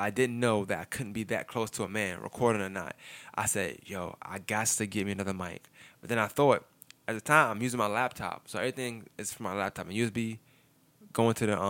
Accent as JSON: {"language": "English", "town": "New York City", "region": "New York", "country": "United States", "tie": "born or raised there", "moved": "yes", "lives_now": "Augusta, United States", "said": "I'm from Brooklyn"}